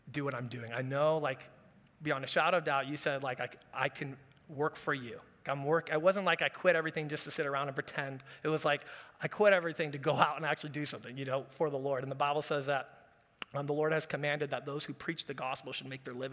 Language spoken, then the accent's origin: English; Orange County, California, United States; Growing up in Orange County, my dad's a business guy, grandpa's a business guy.